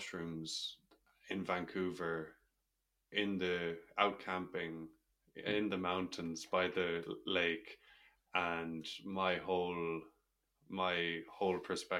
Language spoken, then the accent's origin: English; Ireland; growing up in Ireland in a conservative society